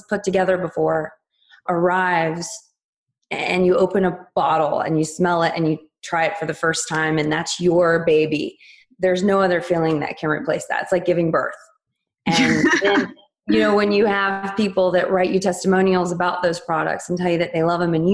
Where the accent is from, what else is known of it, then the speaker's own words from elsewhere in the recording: West Virginia, United States; I was born and raised in West Virginia